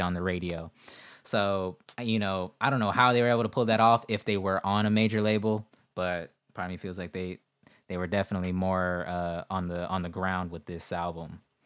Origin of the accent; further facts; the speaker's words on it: West Coast, United States; I'm from the West Coast.